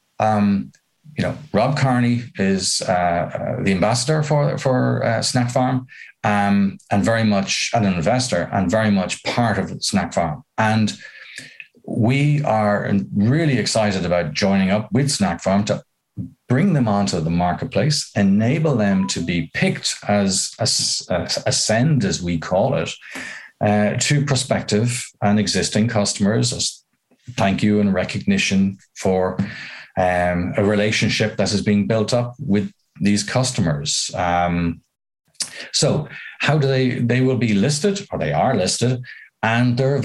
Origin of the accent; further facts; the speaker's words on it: Ireland; as an Irishman